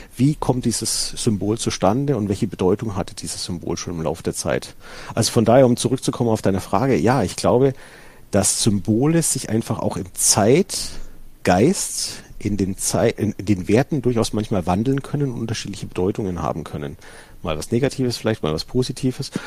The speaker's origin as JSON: {"language": "German", "area": "Franconia", "region": "Bavaria", "country": "Germany", "said": "ich komme hier aus dem Bereich Franken"}